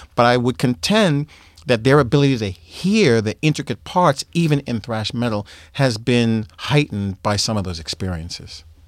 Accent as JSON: {"language": "English", "town": "Boston", "region": "Massachusetts", "country": "United States", "also_born_or_lived": "New York", "moved": "yes", "said": "I'm from Boston"}